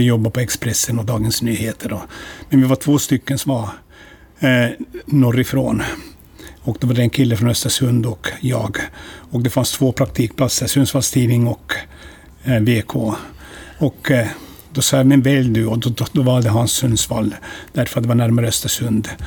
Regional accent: Närpes, Ostrobothnia, Finland; accent: Ostrobothnian Finland Swedish; first language Swedish; moved away as an adult; also born or lived in Vörå, Finland; now in Umeå, Sweden; efter sju månader ja, mitt liv så flyttade vi då och hamnade i Närpes. Eh, och eh, i Yttermark där farsan har jobbat då hela sitt liv

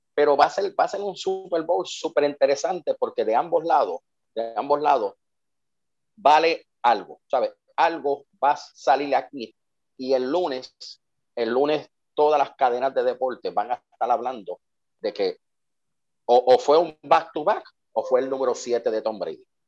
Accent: Puerto Rico; Somos analistas puertorriqueños

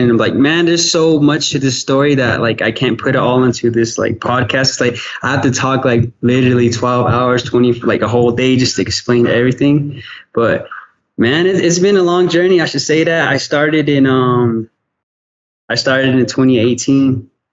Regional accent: Gallup, New Mexico, United States; my hometown

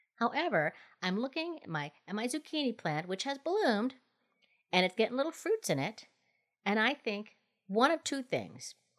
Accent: Minnesota, United States; now in Colorado, United States; my home state is Minnesota

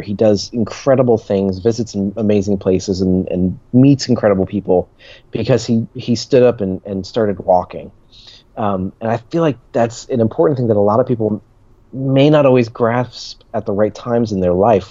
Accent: New Jersey, United States; moved away; when I grew up in New Jersey

